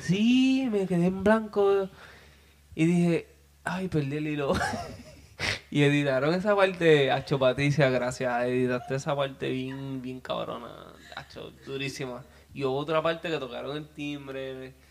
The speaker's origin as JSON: {"language": "Spanish", "town": "Peñuelas", "country": "Puerto Rico", "said": "con mi gente de, Río Sol, siempre orgulloso de donde vengo, de la organización Río Sol en Peñola"}